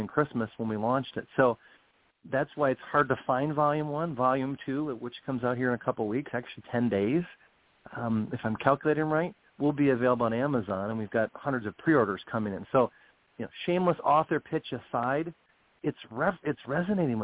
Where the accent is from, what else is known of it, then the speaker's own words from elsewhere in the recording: United States; I as an American citizen